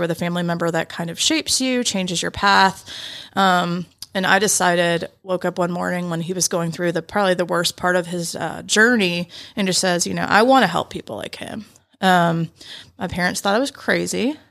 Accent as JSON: {"language": "English", "town": "Roswell", "region": "Georgia", "country": "United States", "tie": "born or raised there", "said": "born and raised in Atlanta. I feel like I'm one of the few these days, but I grew up in Roswell"}